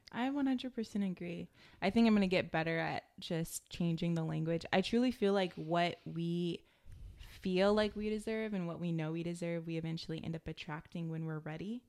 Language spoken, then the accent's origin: English; United States; growing up in America